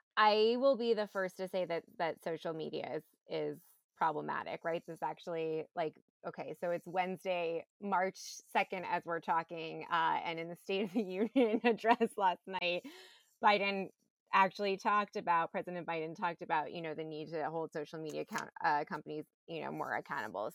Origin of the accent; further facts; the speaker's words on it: New York, United States; I grew up in New York. I went to performing arts high school